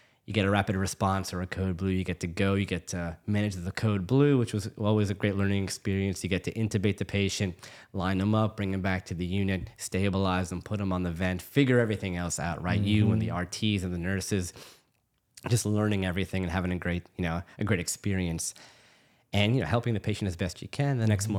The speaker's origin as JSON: {"language": "English", "town": "New Orleans", "region": "Louisiana", "country": "United States", "tie": "born or raised there", "said": "but I'm born and raised in New Orleans. So I'm pretty much full on New Orleanian, I think. I was born and raised here. I was actually born at Tulane"}